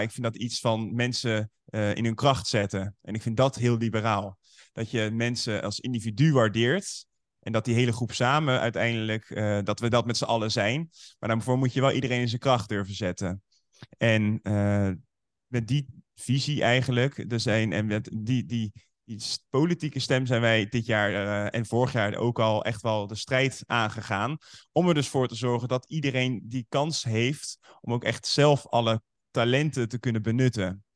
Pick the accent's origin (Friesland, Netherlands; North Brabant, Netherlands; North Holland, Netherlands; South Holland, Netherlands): South Holland, Netherlands; Nieuwerkerk aan den IJssel; Uit een plaatsje daar in de buurt Nieuwekerk aan de IJssel. En daar ben ik opgevoed